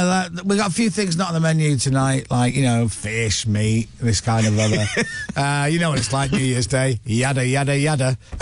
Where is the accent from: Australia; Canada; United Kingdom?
United Kingdom; We're crazy British people.